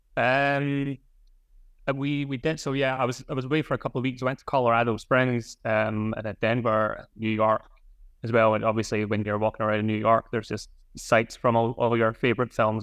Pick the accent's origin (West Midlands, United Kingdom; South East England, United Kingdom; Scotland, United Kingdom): Scotland, United Kingdom; Scottish, growing up in Scotland